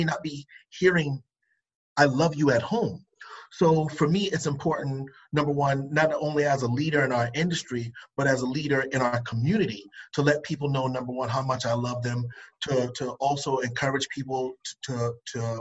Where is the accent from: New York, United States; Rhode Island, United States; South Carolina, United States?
South Carolina, United States; Charleston; I'm from the coast. I'm from Charleston, South Carolina.